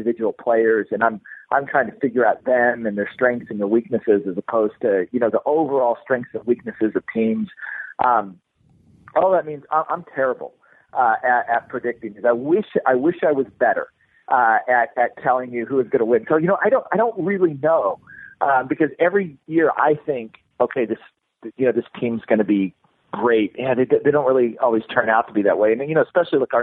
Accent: Kansas City, United States; I grew up in Kansas City

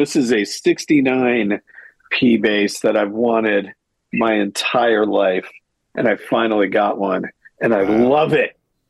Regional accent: Detroit, Michigan, United States; born there; I was born in Detroit, so maybe I just got sold.

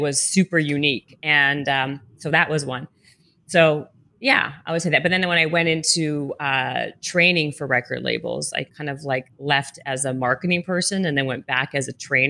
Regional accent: Canada; now in Los Angeles, United States; It was super cool coming from Canada. And then I moved from Canada

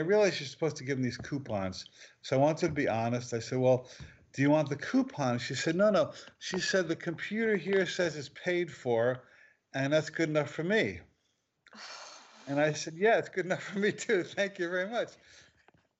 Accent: New Jersey, United States; moved away; also born or lived in Maui; I grew up in New Jersey

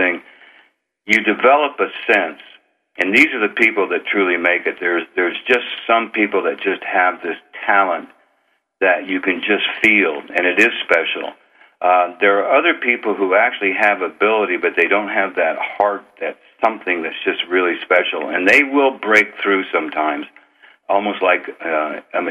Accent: northern Idaho, United States; moved away as an adult; also born or lived in California; I grew up on Indian reservation lands in northern Idaho

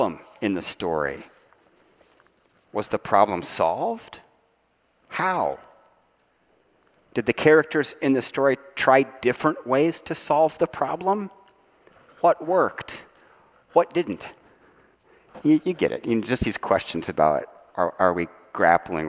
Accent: Dayton, Ohio, United States; my hometown, Dayton, Ohio

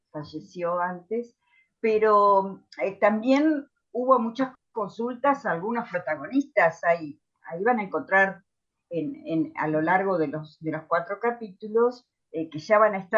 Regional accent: Tandil, Buenos Aires Province, Argentina; now in Buenos Aires, Argentina; yo me vine a Buenos Aires de Tandil en el año 70, así que estudié periodismo tres años en el Grafo

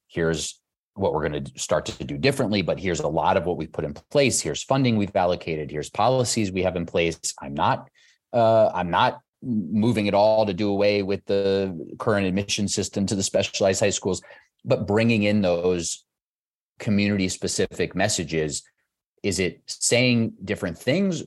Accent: New York City, New York, United States; I grew up in the Whitestone and Flushing area

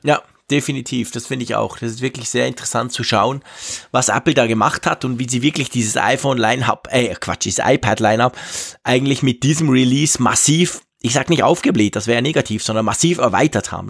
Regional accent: Switzerland; bei uns in der Schweiz

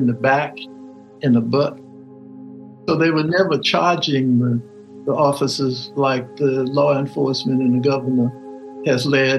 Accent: Orangeburg, South Carolina, United States; I had spent my life growing up in Orangeburg and around Orangeburg. My birth home is 7 miles from the border of Orangeburg County.

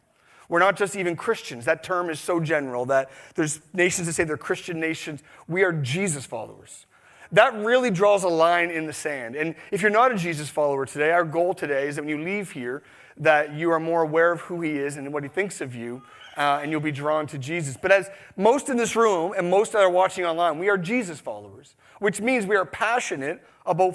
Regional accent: Canada; We're the most apologetic nation in the world

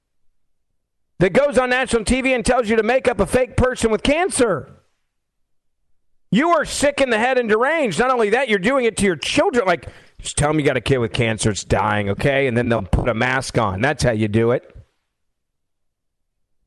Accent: Memphis, Tennessee, United States; My hometown, Memphis, Tennessee

